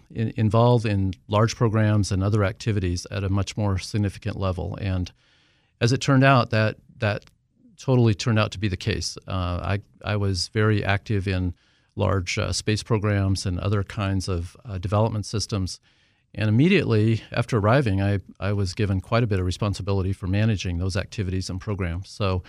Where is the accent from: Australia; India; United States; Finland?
United States; Wyoming; also born or lived in Southern California; Well, so actually, I am from Wyoming and ended up going to college in Southern California, of all places.